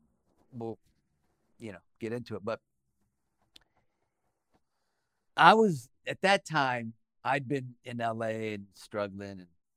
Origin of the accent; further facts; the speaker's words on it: Nicaragua; We got a lot in common, you know, like you're Puerto Rican, I'm from Nicaragua